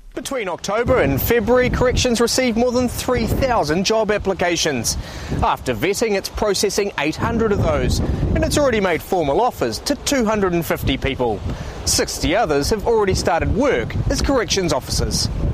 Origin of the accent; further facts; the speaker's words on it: Wellington, New Zealand; now in Auckland, New Zealand; I'm born and raised in Wellington